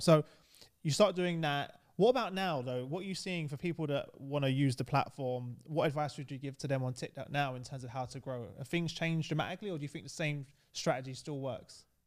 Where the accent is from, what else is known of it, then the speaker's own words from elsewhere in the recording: London, United Kingdom; I grew up in East London